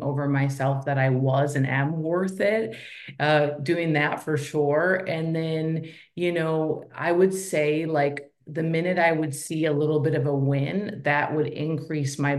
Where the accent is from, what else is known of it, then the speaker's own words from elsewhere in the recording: Minnesota, United States; I am a girl from Minnesota. So I was raised by a single mom.